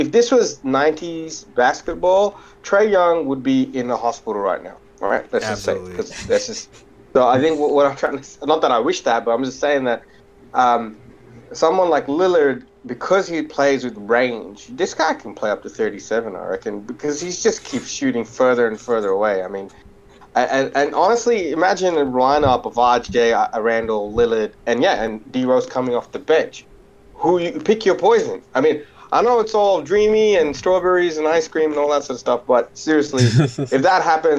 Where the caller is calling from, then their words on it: Australia; So I'm calling from Australia.